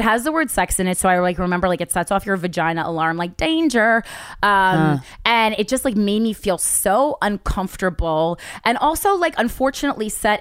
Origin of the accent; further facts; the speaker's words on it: New Jersey, United States; I'm from Jersey, so we usually always hang out at the mall, like Friday nights